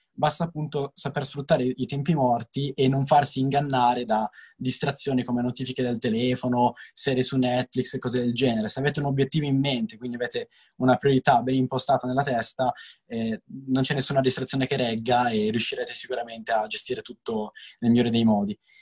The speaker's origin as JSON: {"language": "Italian", "town": "Novara", "region": "Piedmont", "country": "Italy", "said": "io sono di Novara"}